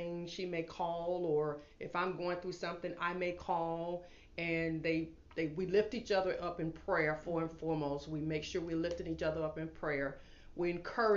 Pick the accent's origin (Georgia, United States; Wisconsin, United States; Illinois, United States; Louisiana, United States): Georgia, United States; I grew up in Georgia